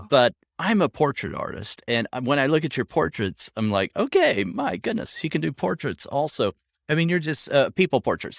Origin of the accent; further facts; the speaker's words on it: Southwest Oklahoma, United States; moved away; I grew up in Southwest Oklahoma